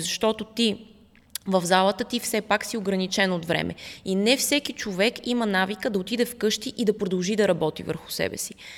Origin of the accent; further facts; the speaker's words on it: Russia; also born or lived in Netherlands; now in Bulgaria; аз по принцип съм в, от Русия и там съм си изкарала детството